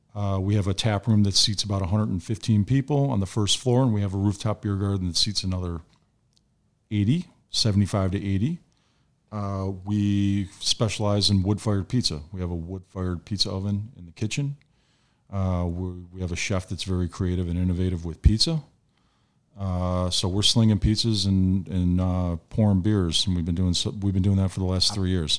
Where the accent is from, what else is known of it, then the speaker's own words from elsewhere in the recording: Frankfort Square, Illinois, United States; also born or lived in Chicago; my folks decided to leave the city and we moved down to the South Suburbs and I grew up, uh, down in Frankfort Square